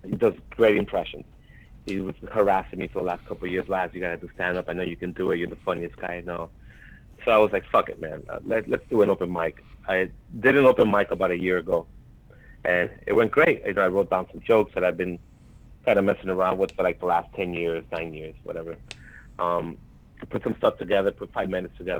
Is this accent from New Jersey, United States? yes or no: yes; West New York, New Jersey, United States; moved away as an adult; also born or lived in Cuba / Florida; now in Brooklyn, United States; I grew up in New Jersey. I grew up in a town called West New York, right next to Union City, which had a lot of Cubans